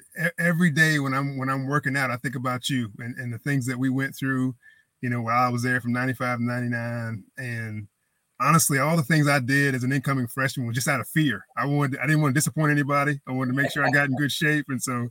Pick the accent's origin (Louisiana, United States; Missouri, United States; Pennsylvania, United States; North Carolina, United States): North Carolina, United States; Greenville; I grew up in Greenville for the most part. Always loved the Pirates.